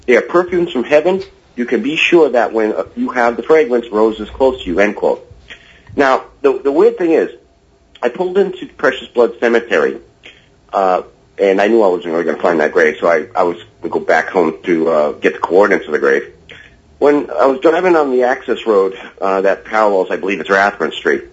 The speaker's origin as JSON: {"language": "English", "town": "Woonsocket", "region": "Rhode Island", "country": "United States", "moved": "yes", "lives_now": "Maine, United States", "said": "I'm from Woonsocket."}